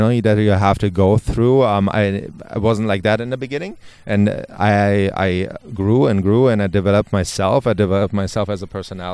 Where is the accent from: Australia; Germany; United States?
Germany; English is a second language; moved away; I'm from Germany, and it's not my first language